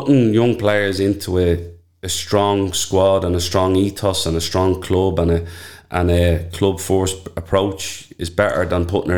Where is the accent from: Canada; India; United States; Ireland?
Ireland; Dublin, Leinster; I grew up in Talla, I was born in 83. There was nothing in Talla.